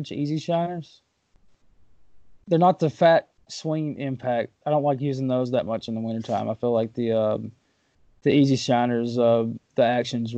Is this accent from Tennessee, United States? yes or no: yes; Waverly, Tennessee, United States; now in Murfreesboro area, United States; I'm from Waverly